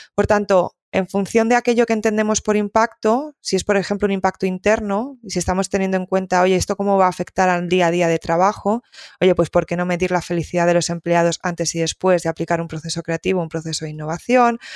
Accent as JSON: {"language": "Spanish", "region": "Galicia", "country": "Spain", "said": "siendo un poco gallega"}